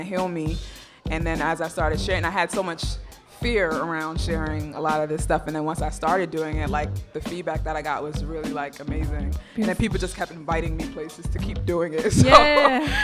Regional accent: New York City, New York, United States; I'm from Brooklyn

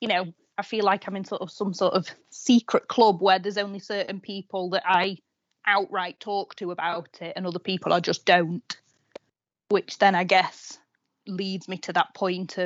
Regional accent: Doncaster, Yorkshire and the Humber, United Kingdom; moved away as an adult; now in Sheffield, United Kingdom; I'm originally from Doncaster

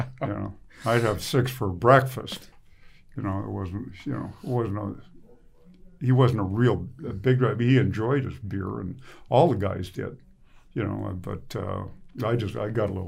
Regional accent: Ottawa, Ontario, Canada; I'm from Ottawa East

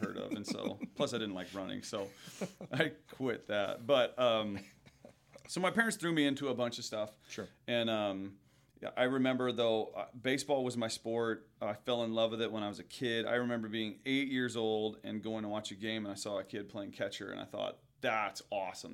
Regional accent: Pekin, Illinois, United States; I grew up in Pekin, which is right outside of Peoria

